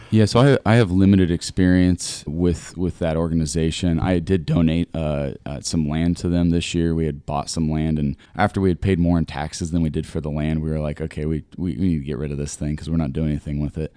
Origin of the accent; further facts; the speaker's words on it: Granville, Ohio, United States; moved away as an adult; now in Columbus, United States; I'm from Granville.